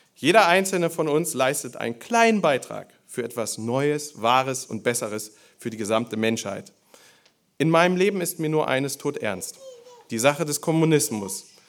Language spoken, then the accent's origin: German; Germany; Bei uns in Deutschland